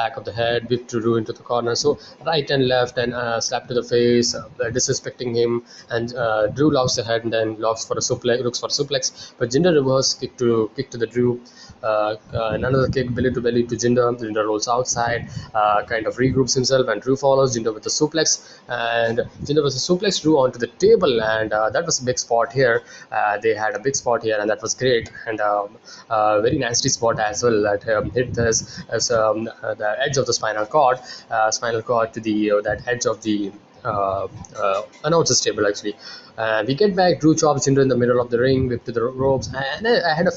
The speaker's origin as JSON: {"language": "English", "country": "India", "said": "I'm from India."}